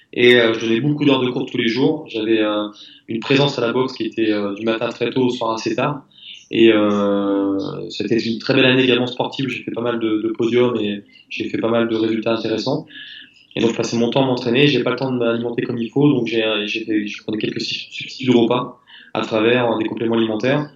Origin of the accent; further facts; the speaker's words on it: France; on est français.